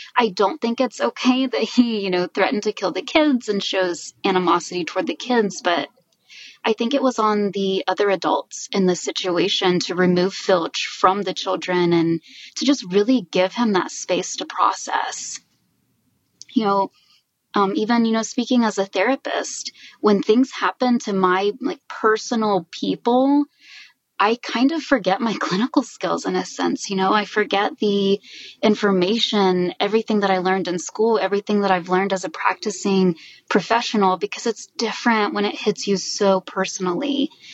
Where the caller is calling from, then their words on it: Dallas, Texas, United States; I'm calling in from Dallas, Texas